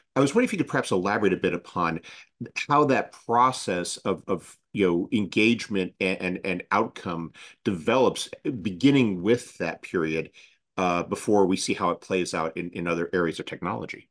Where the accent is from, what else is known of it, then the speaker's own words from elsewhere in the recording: United States; as an American